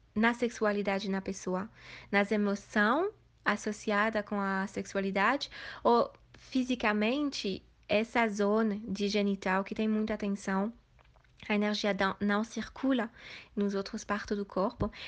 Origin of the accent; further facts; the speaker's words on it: Switzerland; Portuguese is a second language; moved away as an adult; also born or lived in Asia; E eu sou da Suíça, metade brasileira, minha mãe é de Bahia. E eu nasci, e fui criada na Suíça